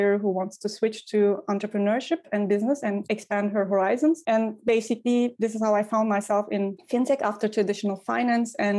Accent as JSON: {"language": "English", "region": "Ankara", "country": "Turkey", "tie": "born or raised there", "also_born_or_lived": "Istanbul / Vienna / Brussels / Hamburg", "moved": "as an adult", "lives_now": "Berlin, Germany", "said": "I grew up in Ankara, the capital"}